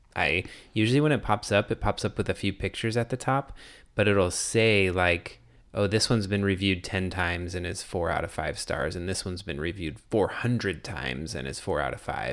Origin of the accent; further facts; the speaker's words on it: Arizona, United States; moved away; growing up in Arizona